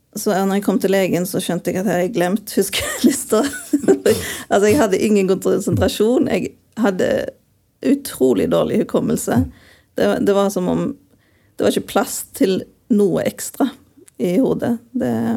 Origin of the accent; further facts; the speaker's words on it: Western Norway, Norway; moved away; jeg er jo fra Vestlandet